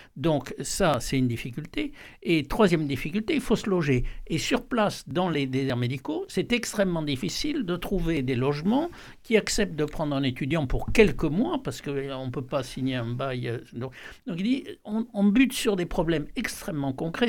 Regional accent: Aude, a small village near Carcassonne, Occitania, France; moved away; je suis originaire de, de l'Aude, un petit village à côté de Carcassonne

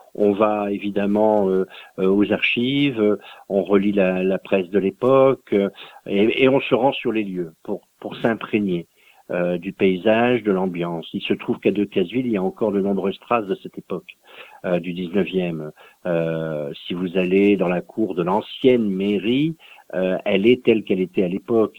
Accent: Dunkirk, Hauts-de-France, France; mon pays d'origine, qui est un pays très industrialisé, hein, le, le, nord de la France, Dunkerque

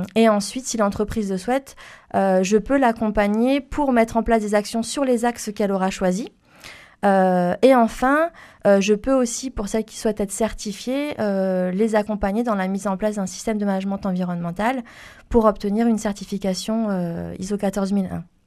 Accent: Toulouse, Occitania, France; also born or lived in Paris region; je suis née en région parisienne et j'ai grandi sur Toulouse suite à la mutation professionnelle de mon père

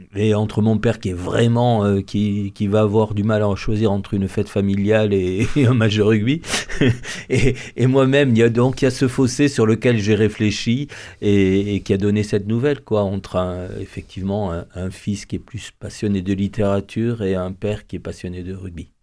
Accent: Castres, Occitania, France; je suis originaire de Castres

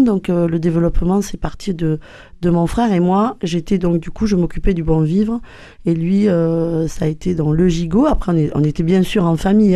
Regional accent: Gers, Occitania, France; notre petit village du Gers

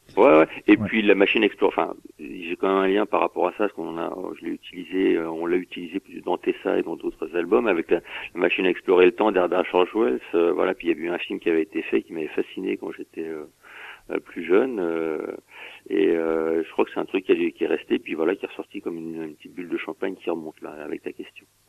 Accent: Saint-Denis, Île-de-France, France; je viens de Saint-Denis à 93

